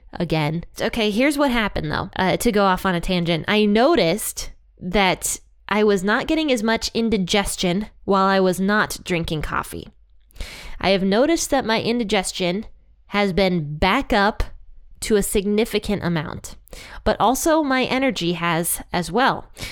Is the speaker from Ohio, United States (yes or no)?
yes; Ohio, United States; I love Ohio because it's my home state